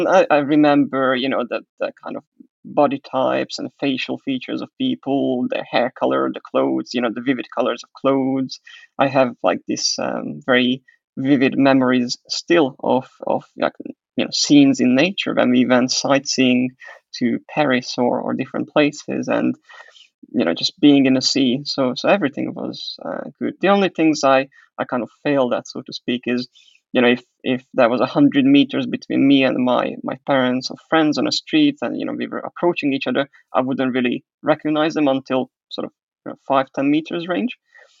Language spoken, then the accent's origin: English; Hungary; also born or lived in Croatia; now in England; I don't think I mentioned that I was born in Hungary. That's where I'm originally coming from. And then I had a bit of a period when I lived in Croatia, altogether 8 years.